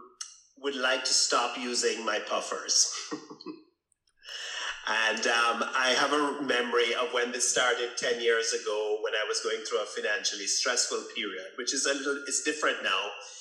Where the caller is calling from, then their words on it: Thunder Bay, Ontario, Canada; I'm calling from Thunder Bay, Canada.